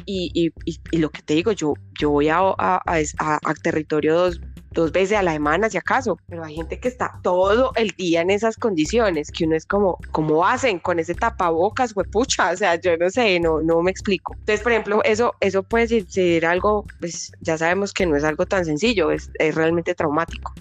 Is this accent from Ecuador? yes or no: no; Colombia; nosotros como colombianos